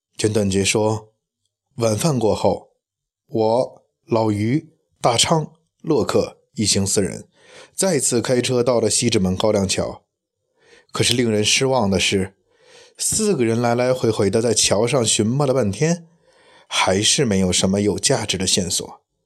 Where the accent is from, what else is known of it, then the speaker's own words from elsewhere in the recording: Beijing, China; 因为我是一个生活土生土长的北京人